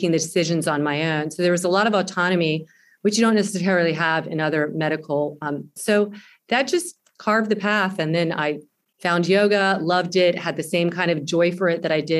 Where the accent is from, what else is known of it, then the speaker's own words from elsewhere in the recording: the South, United States; I grew up in the South